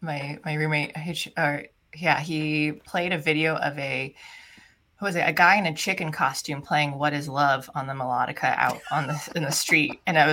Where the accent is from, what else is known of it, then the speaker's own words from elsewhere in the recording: Philippines; Because I'm Filipino and sometimes they're considered Hispanic too, but their language, because they were ruled by Spain.